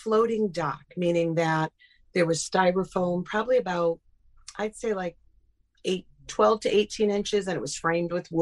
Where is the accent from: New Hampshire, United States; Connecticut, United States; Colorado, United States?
Connecticut, United States; Burlington; I grew up in Burlington, Connecticut